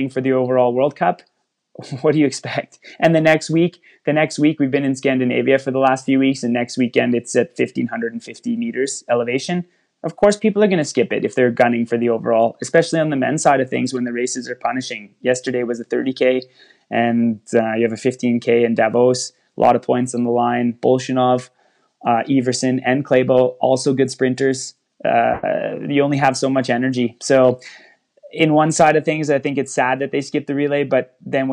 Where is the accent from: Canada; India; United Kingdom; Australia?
Canada; I'm Canadian